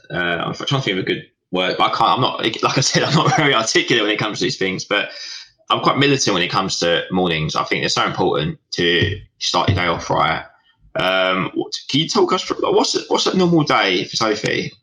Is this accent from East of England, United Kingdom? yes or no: yes; Southend-on-Sea, East of England, United Kingdom; we're both from Southend